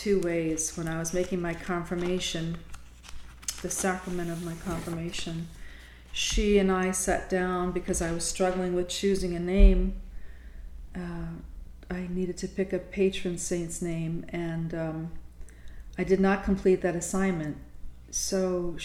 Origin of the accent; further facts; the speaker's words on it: Bayonne, New Jersey, United States; a saint from my hometown